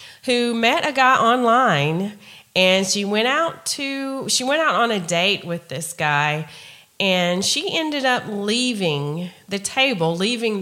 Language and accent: English; Tennessee, United States; we're from Tennessee